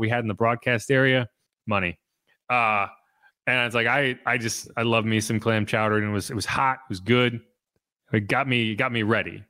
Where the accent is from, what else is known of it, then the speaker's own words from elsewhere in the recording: New England, United States; I'm from New England